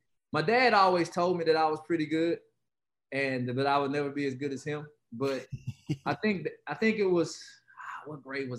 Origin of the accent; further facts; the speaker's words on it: Atlanta, Georgia, United States; moved away; growing up in Atlanta